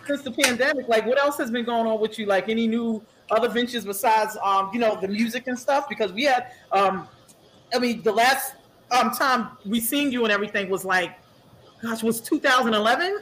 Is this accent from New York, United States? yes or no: yes; New York City, New York, United States; I'm from Springfield Gardens.